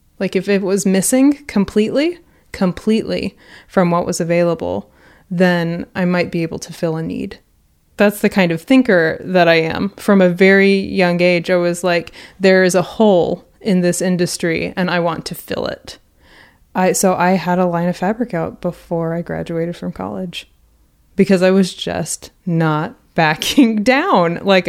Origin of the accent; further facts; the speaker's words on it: Houston, Texas, United States; Because we are from Houston, there were tons and tons of fabric stores, and they were all really spread out.